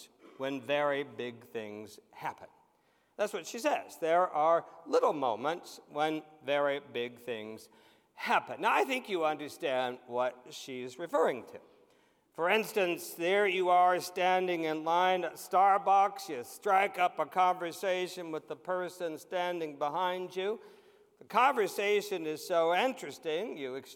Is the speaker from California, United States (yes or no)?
no; White Cottage, Ohio, United States; Growing up in that little church in White Cottage, Ohio